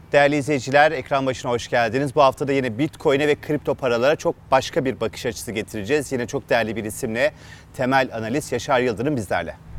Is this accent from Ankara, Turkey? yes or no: yes; Ankara, Turkey; Ankara'da doğup büyüdüm ama hani anne baba Elazığlı.